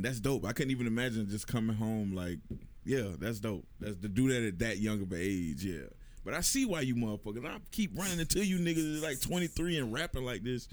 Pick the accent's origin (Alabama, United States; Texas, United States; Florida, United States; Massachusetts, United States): Florida, United States; Jacksonville; I was from Jacksonville, but I was making, like, a New Yorkish type of sound